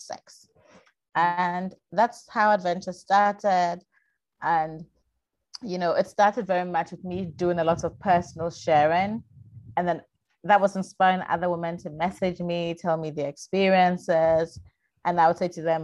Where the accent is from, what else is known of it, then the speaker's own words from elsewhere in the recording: Ghana; I'm a Ghanaian woman